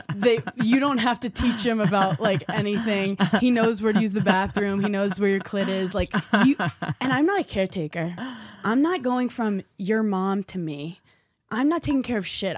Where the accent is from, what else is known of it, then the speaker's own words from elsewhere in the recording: New York, United States; I'm a New Yorker